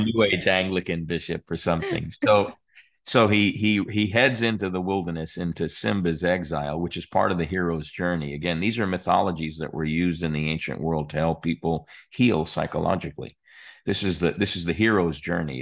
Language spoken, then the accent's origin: English; New York, United States; as a kid growing up in New York, we weren't all that far from Atlantic City or Asbury Park